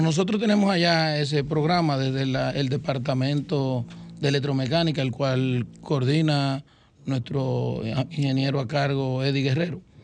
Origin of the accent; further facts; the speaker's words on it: Baní, Peravia, Dominican Republic; como decimos allá en Baní, que es nuestro municipio cabecera y es de donde yo soy nativo